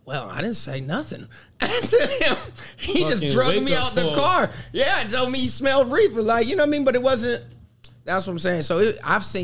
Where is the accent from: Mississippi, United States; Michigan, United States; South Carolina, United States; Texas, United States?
South Carolina, United States; moved away as an adult; I grew up in the South. I'm a upper middle class black man from South Carolina